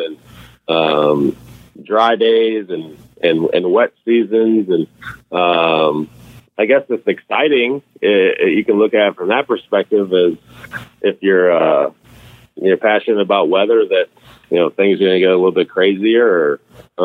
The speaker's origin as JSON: {"language": "English", "town": "Chicago", "region": "Illinois", "country": "United States", "tie": "born or raised there", "also_born_or_lived": "Wisconsin", "said": "growing up in Chicago"}